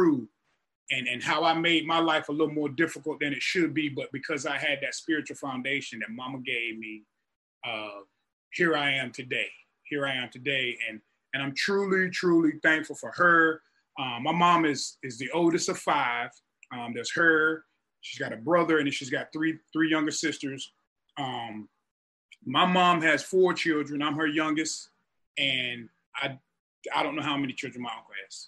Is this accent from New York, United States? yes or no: no; rural North Carolina, United States; moved away; I'm from the deep country of North Carolina